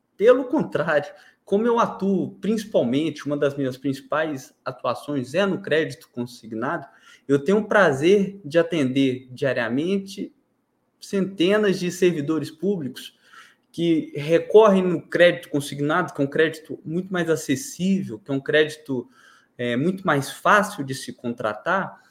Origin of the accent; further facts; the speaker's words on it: Goiânia, Goiás, Brazil; Eu sou goianiense, nascido e criado aqui